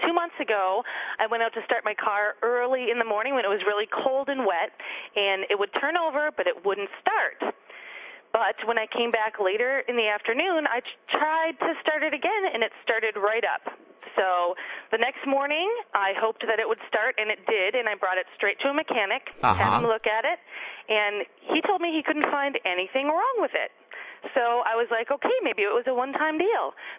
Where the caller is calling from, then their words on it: Portland, Oregon, United States; I'm calling from Portland, Oregon.